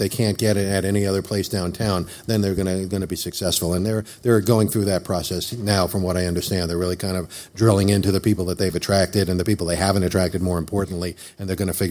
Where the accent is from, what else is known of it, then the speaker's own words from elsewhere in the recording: Boulder City, Nevada, United States; my hometown in Boulder City